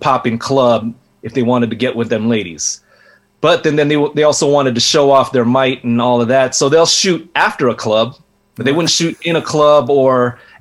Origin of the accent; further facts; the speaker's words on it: Carson, California, United States; I grew up in Carson